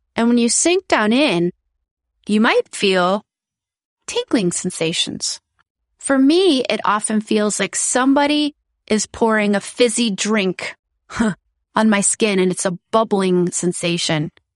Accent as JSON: {"language": "English", "country": "United States", "moved": "as an adult", "lives_now": "Netherlands", "said": "I am originally from the United States and my daughter goes to a Dutch school"}